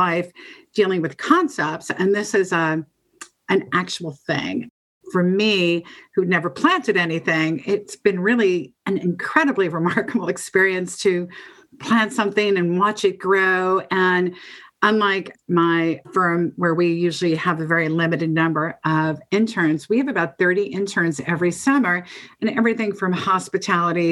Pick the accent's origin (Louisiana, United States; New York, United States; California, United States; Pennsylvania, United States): New York, United States; New York City suburbs, United States; I spent about 15 years in the suburbs